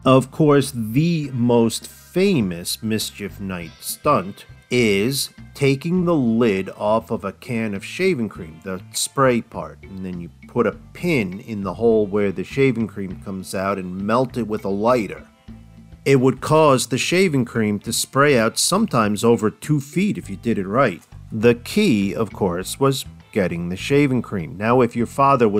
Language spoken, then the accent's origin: English; New Jersey, United States; moved away; also born or lived in the South; when I moved to the South from New Jersey